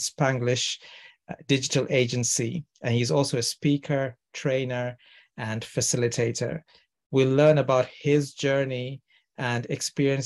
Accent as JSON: {"language": "English", "town": "Toronto", "region": "Ontario", "country": "Canada", "moved": "yes", "lives_now": "United Kingdom", "said": "I'm from Toronto in Canada and now living in the UK."}